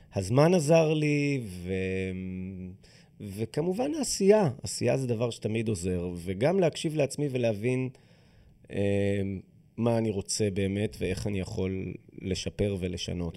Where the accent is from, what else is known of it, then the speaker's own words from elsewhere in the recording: Israel; אנחנו במדינה שבה השירות הזה הוא שירות חובה